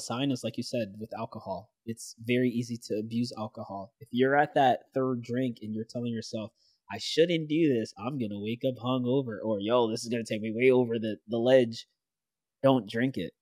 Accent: New York City, New York, United States; growing up in the Bronx, New York City

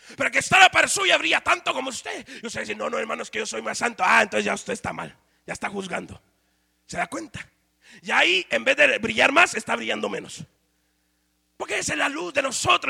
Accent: Guatemala; moved away; En mi país se ha vuelto una moda ser cristiano

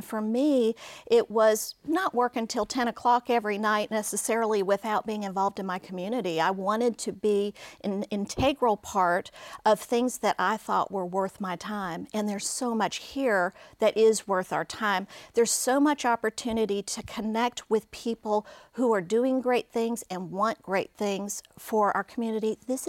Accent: South Dakota, United States; born there; I was born in South Dakota at an Air Force base there called Ellsworth.

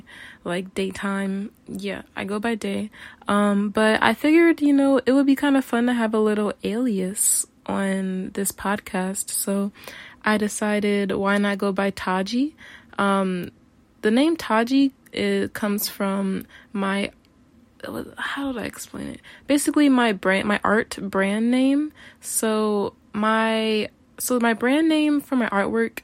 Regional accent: Cleveland, Ohio, United States; also born or lived in Miami, Florida; now in Tokyo, Japan; grew up in Cleveland, Ohio

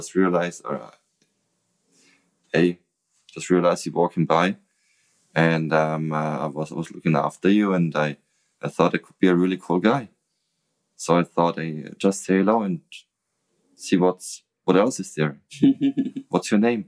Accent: Nuremberg, Bavaria, Germany; English is a second language; I love Nuremberg. Mm. That's my hometown

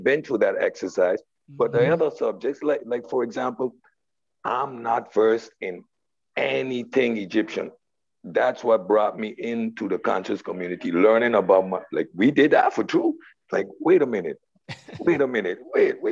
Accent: Sint Maarten; I'm from St. Martin, Dutch West Indies

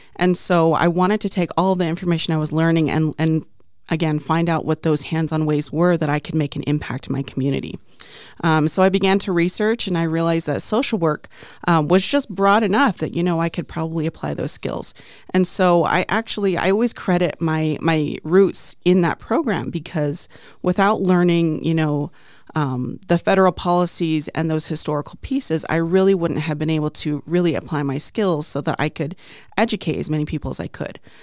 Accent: Navajo Nation, United States; also born or lived in Crownpoint, New Mexico / Arizona; now in Phoenix, United States; I'm Plain Navajo

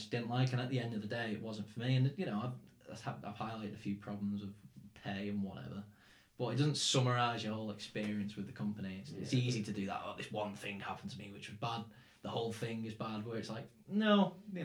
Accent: near Manchester, North West England, United Kingdom; accent: English; moved away as an adult; now in Czech Republic; I'm from Scam." I always say, "Oh, like near Manchester

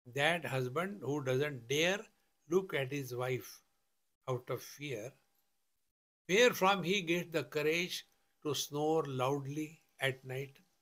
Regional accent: India; I am a man, I am a sannyasi, I am an Indian

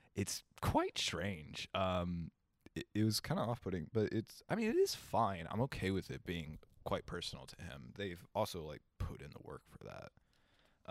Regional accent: Kentucky, United States; We are from Kentucky

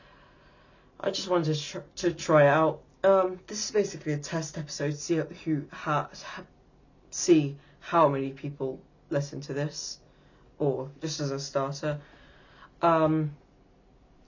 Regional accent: England, United Kingdom; I am 13 years old, in England, actually. Unfortunately, I'm British.

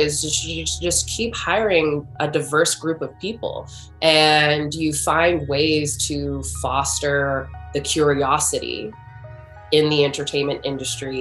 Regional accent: United States; I grew up in America

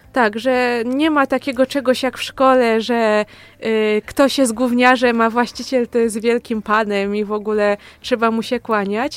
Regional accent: Opoczno, Łódź Voivodeship, Poland; moved away as an adult; now in Kielce, Poland; jestem z województwa łódzkiego, a dokładniej z Opoczna

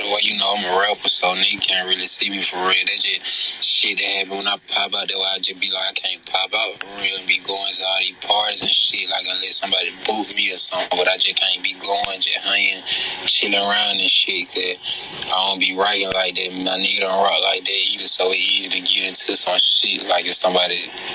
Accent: Mosses, Alabama, United States; I come from Mosses

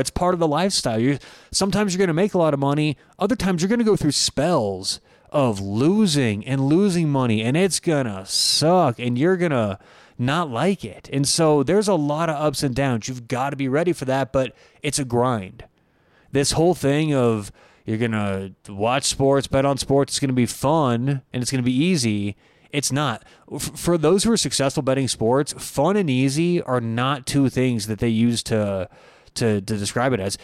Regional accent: Denver, Colorado, United States; I grew up in Denver, Colorado. I still live in Denver

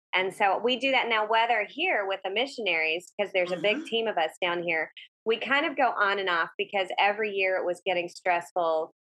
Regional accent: the South, United States; moved away; I'm from the South

